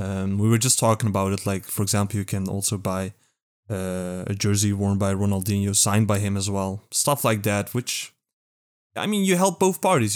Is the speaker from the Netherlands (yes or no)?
yes; Netherlands; Only Dutch here, only European, only non-American.